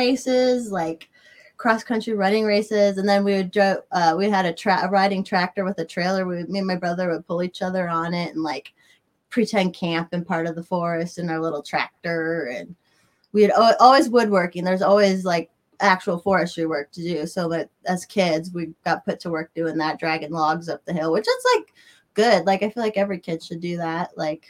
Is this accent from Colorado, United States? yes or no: yes; Colorado, United States; also born or lived in Berwyn, Illinois; I luckily got to grow up there. So my parents moved there from Chicago. So I got to grow up on 10 acres of like mostly forested out in the boonies land.